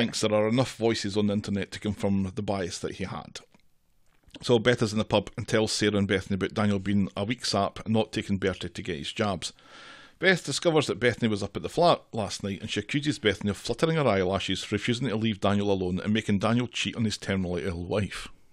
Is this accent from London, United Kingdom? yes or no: no; Scotland, United Kingdom; I'm Scottish and forty-six.